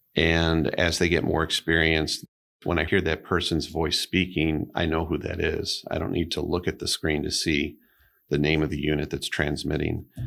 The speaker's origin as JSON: {"language": "English", "town": "Oak Park", "region": "Illinois", "country": "United States", "tie": "born or raised there", "moved": "as an adult", "lives_now": "Pentwater, United States", "said": "I grew up in Oak Park River Forest area"}